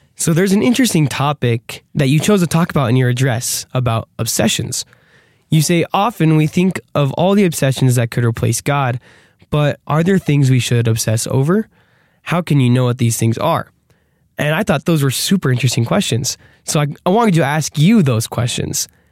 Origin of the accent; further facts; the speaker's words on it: Arizona, United States; we're from Arizona